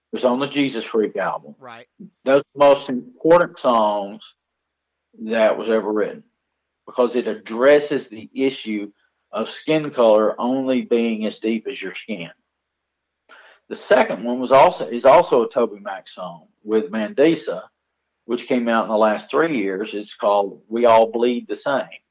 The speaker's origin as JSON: {"language": "English", "country": "United States", "said": "We live as Americans knowing that our citizenship, our true citizenship, is heavenly"}